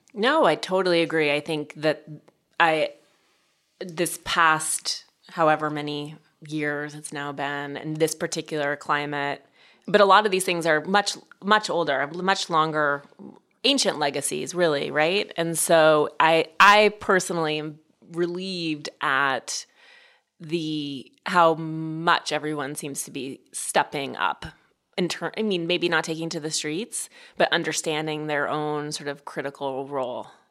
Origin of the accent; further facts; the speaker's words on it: Butte, Montana, United States; I grew up in Montana and Butte